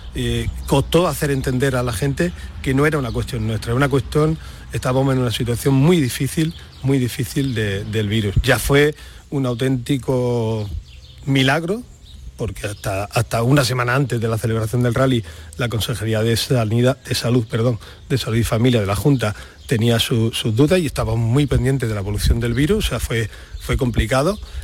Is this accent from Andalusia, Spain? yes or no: yes; Almería, Andalusia, Spain; moved away as an adult; now in Granada, Spain; yo soy de Almería, ¿eh? o sea, soy, soy de Almería, orgullosamente de Almería, pero bueno, tengo 30 años ya viviendo en Granada